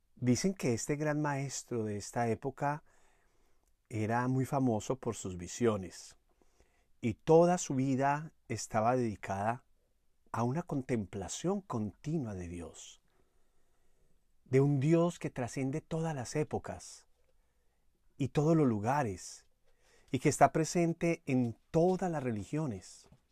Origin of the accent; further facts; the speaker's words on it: Manizales, Caldas, Colombia; allá en Manizales, mi ciudad natal